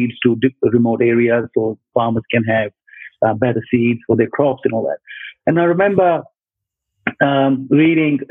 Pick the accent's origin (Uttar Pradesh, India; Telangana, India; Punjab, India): Punjab, India; moved away as an adult; also born or lived in Dharamshala, Himachal Pradesh, India; now in Brisbane, Australia; I grew up in Punjab in India side.